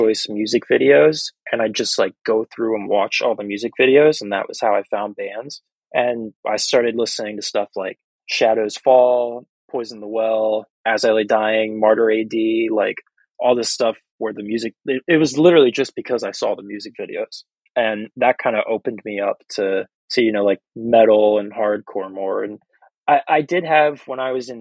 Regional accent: Wilmington, Delaware, United States; So I'm from Wilmington, like the northern tip of the state. I'm like basically right on the Pennsylvania state line. And I've lived there my whole life.

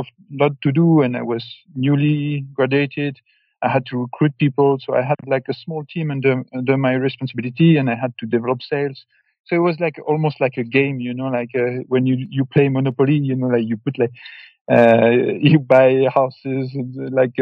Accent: Normandy, France; moved away as an adult; also born or lived in China; I grew up in Normandy, in the northwest part of France.

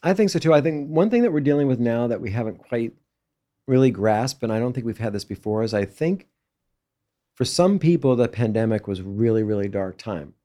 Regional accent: Los Angeles, California, United States; me growing up in Brentwood

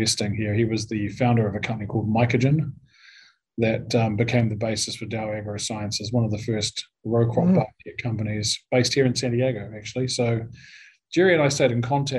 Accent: New Zealand; moved away; growing up in New Zealand, by the way, is you know, at least I had the good luck and fortune to grow up with free and open access to the outdoors

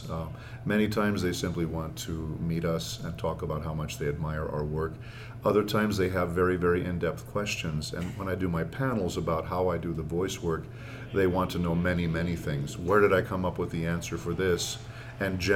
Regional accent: San Diego, California, United States; now in Los Angeles, United States; I grew up doing theater in San Diego

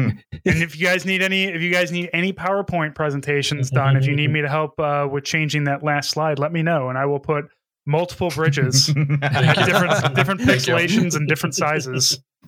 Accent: St. Louis, Missouri, United States; because I'm from St. Louis

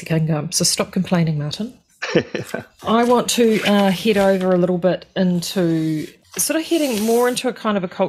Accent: New Zealand; being Kiwi

